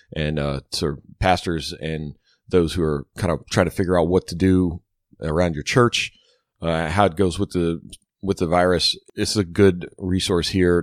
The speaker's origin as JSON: {"language": "English", "town": "Baton Rouge", "region": "Louisiana", "country": "United States", "tie": "born or raised there", "said": "we grew up in Baton Rouge"}